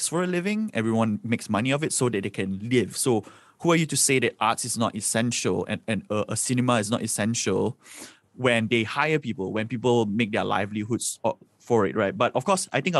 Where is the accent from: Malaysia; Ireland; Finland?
Malaysia; Subang Jaya, Selangor; I grew up in Subang Jaya